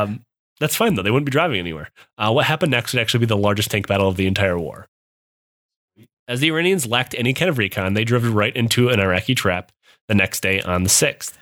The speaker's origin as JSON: {"language": "English", "region": "Midwest", "country": "United States", "accent": "Midwest", "moved": "yes", "said": "I am from the Midwest. I still s, even though I haven't lived there in over ten years, I still sound like I'm from the Midwest."}